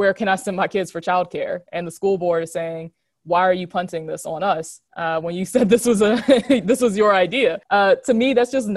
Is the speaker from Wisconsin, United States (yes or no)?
no; Hanover area, Virginia, United States; now in Richmond, United States; I grew up in the Hanover area